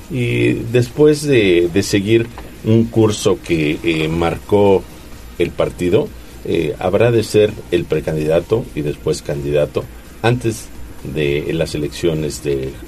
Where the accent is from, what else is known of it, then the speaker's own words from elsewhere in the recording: Puebla, Mexico; Pero nosotros como poblanos somos afortunados. Ella estuvo en tres días y cuatro plazas. Visitó diferentes regiones del estado.